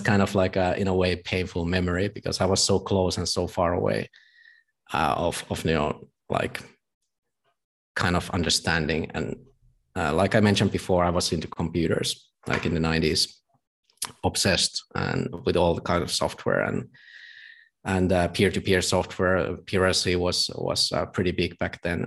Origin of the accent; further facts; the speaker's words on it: Tampere, Pirkanmaa, Finland; my hometown in Tampere.